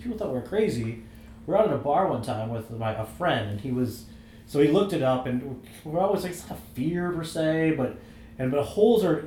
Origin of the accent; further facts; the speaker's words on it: Michigan, United States; moved away as an adult; now in Chicago, United States; I'm actually originally from Michigan, but I've lived in Chicago since 1999